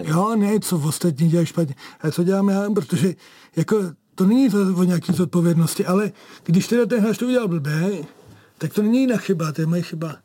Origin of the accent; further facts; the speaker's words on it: Kladno, Central Bohemian Region, Czechia; protože já jsem kladeňák